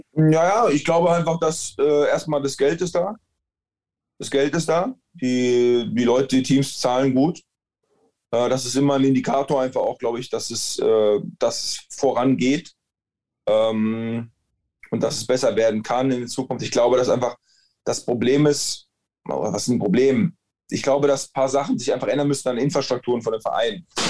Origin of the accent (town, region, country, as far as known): Germany